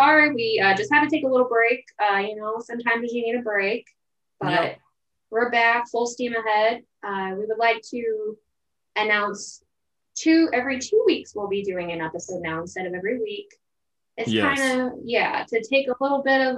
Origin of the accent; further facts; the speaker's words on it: Missouri, United States; We're from Missouri.